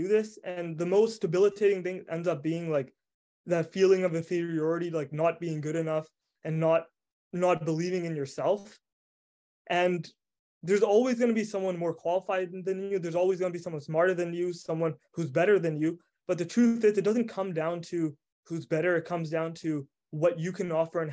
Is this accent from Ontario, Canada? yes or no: no; Prince Rupert, British Columbia, Canada; also born or lived in Vancouver, British Columbia / Montreal, Quebec; I'm not born in Prince Rupert. I moved here when I was younger. And when I first came here, I absolutely hated the city because I was raised in Vancouver.